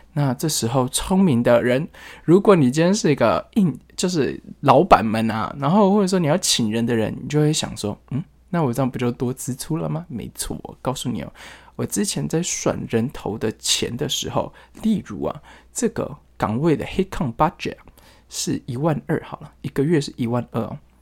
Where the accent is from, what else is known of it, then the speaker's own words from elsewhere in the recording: Taiwan; moved away as an adult; also born or lived in Shanghai, China; 跟我一样，就是从台湾招进来